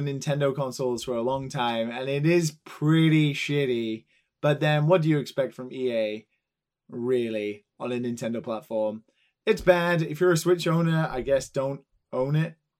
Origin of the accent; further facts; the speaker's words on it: England, United Kingdom; now in Tokyo, Japan; I'm English